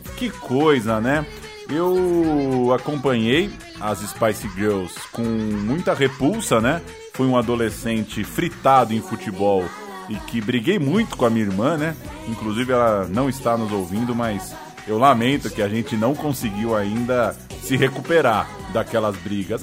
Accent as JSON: {"language": "Portuguese", "country": "Brazil", "tie": "born or raised there", "said": "lá na Rua Israel Pinheiro 88, onde eu cresci"}